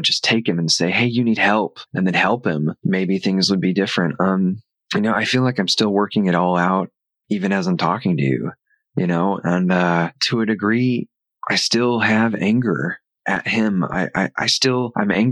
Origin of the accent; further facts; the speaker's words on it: Arkansas, United States; now in Los Angeles, United States; We grew up in Arkansas